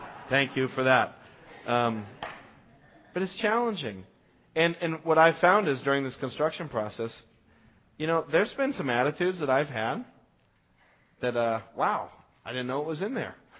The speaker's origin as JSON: {"language": "English", "country": "United States", "said": "for us as American Christians"}